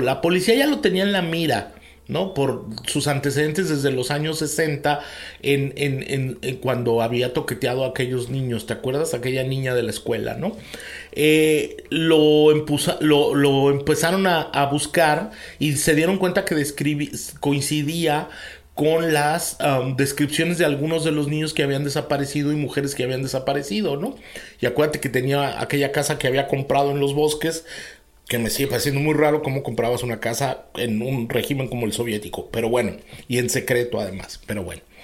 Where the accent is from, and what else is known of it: Mexico